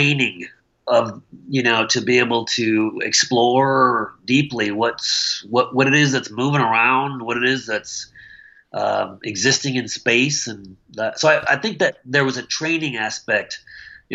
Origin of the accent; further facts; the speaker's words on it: Michigan, United States; moved away as an adult; also born or lived in Missoula / Okayama, Japan; now in Whidbey Island, United States; I'm a Midwestern boy. I grew up in Michigan.